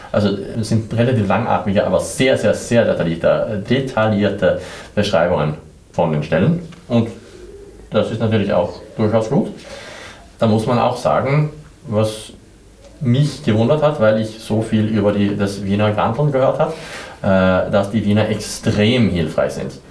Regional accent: southern Sweden, Sweden; now in Vienna, Austria; Ich komme aus Schweden. Ich komme aus Südschweden, äh, eine sehr kleine unbekannte Stadt, aber in Nähe von Mandel.

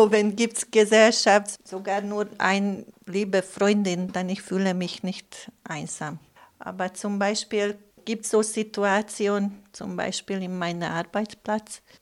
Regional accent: Budapest, Hungary; German is a second language; now in Lustenau, Austria; Ich komme aus Ungarn, aus Budapest und ich lebe hier seit fünf Jahren.

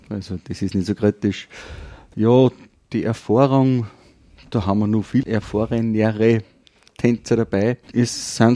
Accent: Kirchdorf, Upper Austria, Austria; Geboren und aufgewachsen bin ich in Kirchdorf und ja, arbeiten tue ich als Landwirt

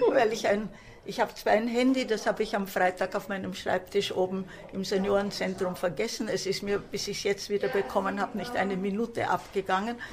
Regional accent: Croatia; moved away; ich habe als Deutsche im Ausland gelebt und wir mussten natürlich dann meine eigentliche Heimat Kroatien, obwohl meine Eltern waren ja Deutsche, äh, verlassen und es war ein totaler neuer Aufbau von Null.

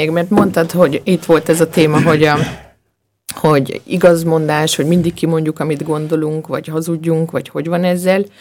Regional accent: Slovakia; now in Austria; én magam is ugye Szlovákiából származom

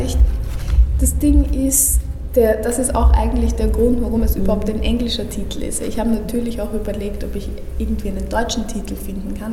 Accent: Austria; ich bin geboren und aufgewachsen in Österreich

